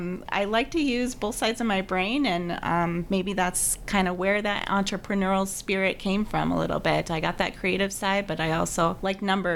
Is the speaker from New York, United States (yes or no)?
no; Nevada, United States; also born or lived in Illinois / Arizona; So I was born in Illinois, and he joined, and then we were at Luke Air Force Base in Arizona for a couple of years, and then we landed up in Nevada. So when he got out of the Air Force, we stayed there.